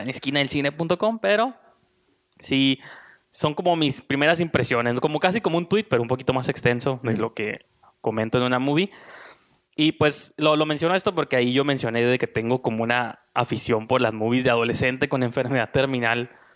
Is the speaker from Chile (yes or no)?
no; Mexico; now in Tijuana, Mexico; aquí en mi país